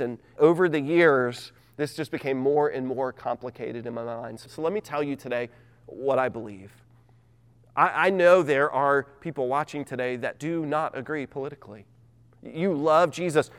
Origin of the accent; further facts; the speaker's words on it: United States; I'm an American.